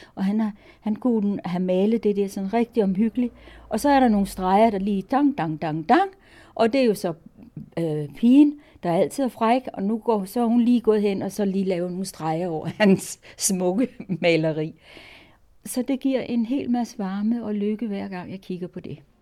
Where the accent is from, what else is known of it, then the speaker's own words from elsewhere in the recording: Copenhagen, Capital Region of Denmark, Denmark; moved away as an adult; now in Jyderup, Denmark; jeg er københavner, Jeg kommer fra København, er gået i skole i København og vokset op i København.